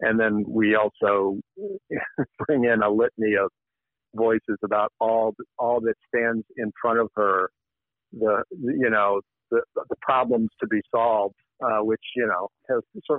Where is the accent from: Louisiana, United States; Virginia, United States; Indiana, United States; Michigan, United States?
Virginia, United States; Hampton; moved away; I grew up in Hampton, Virginia, Tidewater area